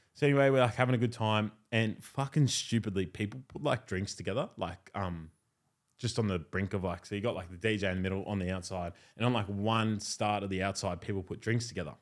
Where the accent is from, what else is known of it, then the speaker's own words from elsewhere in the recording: Australia; I grew up in Wimberley